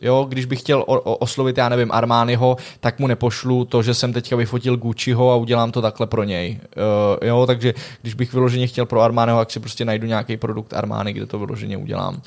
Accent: Czechia; já jsem jako jediný Čech

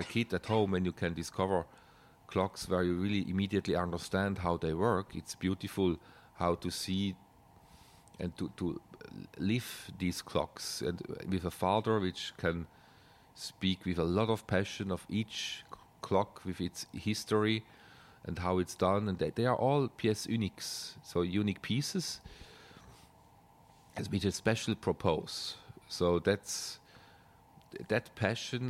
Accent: German-speaking Switzerland, Switzerland; English is a second language; I come from Swiss Germany, so that's kind of a difference in dialect

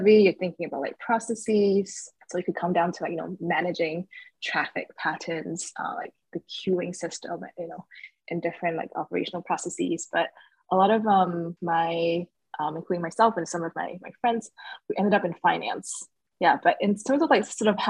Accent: Singapore; moved away as an adult; also born or lived in Shanghai, China / New York City, United States; So I was born in Shanghai, but I did most of my formal schooling up until junior college in Singapore

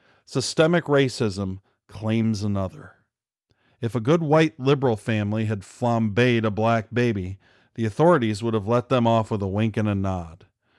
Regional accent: Michigan, United States; In my home state of Michigan

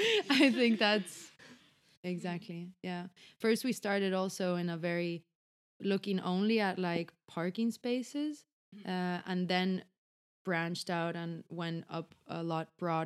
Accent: Spain; moved away as an adult; now in Stockholm, Sweden; I come from Spain.

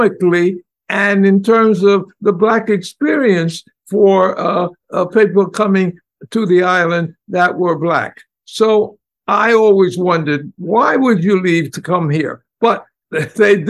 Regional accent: New York City, New York, United States; I grew up in Harlem in 1930s and 40s

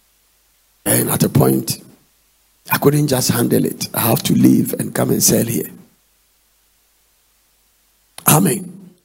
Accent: Ghana; I'm from Ghana.

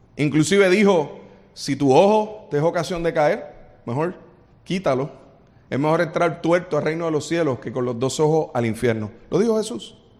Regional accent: Puerto Rico; los boricuas somos así

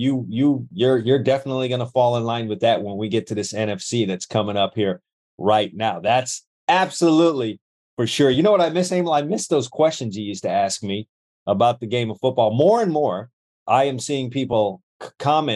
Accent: New York, United States; I'm from New York

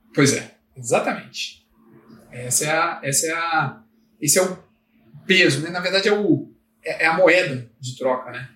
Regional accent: Brasília, Federal District, Brazil; eu quero ficar aqui no DF, que é a cidade onde eu nasci, Brasília

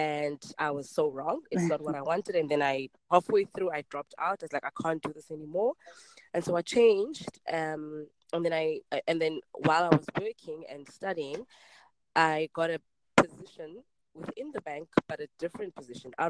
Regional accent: Cape Town, Western Cape, South Africa; I grew up in Khayelitsha, and that's in Cape Town. It's a township in Cape Town. Born and bred here.

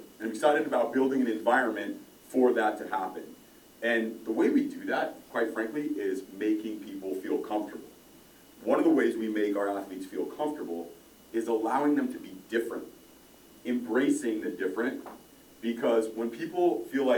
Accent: Los Angeles, California, United States; moved away as an adult; now in Philadelphia, United States; I grew up in Los Angeles

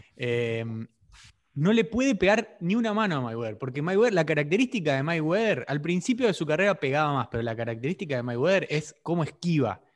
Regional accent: Argentina; nosotros en Argentina usamos el vos

